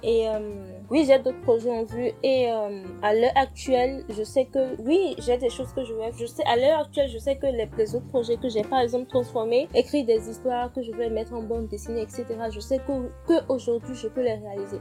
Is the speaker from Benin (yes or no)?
yes; Benin; Je suis béninoise